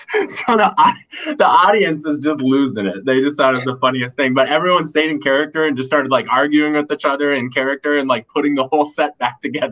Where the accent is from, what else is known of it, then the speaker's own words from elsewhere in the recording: North Pole, Alaska, United States; moved away as an adult; also born or lived in North Dakota / Bloomington, Indiana; now in Minnesota, United States; I grew up in North Pole, Alaska, so it was a really small town in the middle of Alaska, and so everything there is Christmas themed.